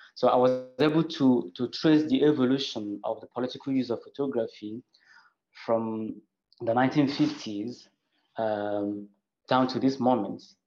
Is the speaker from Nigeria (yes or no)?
yes; Nigeria; I am from Nigeria